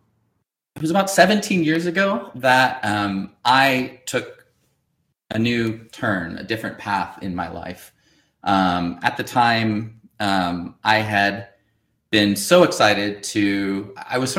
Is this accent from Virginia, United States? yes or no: no; Northern California, United States; I grew up in Northern California